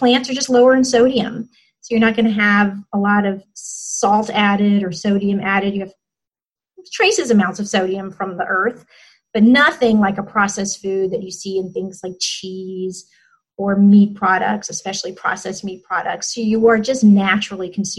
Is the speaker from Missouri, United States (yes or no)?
no; Alabama, United States; I'm from Alabama